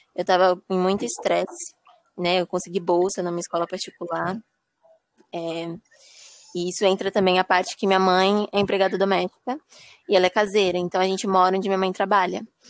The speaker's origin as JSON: {"language": "Portuguese", "town": "Guarujá", "region": "São Paulo", "country": "Brazil", "said": "eu sou do Guarujá"}